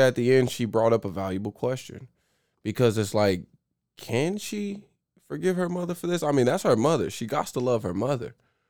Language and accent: English; Oklahoma, United States; We're from Oklahoma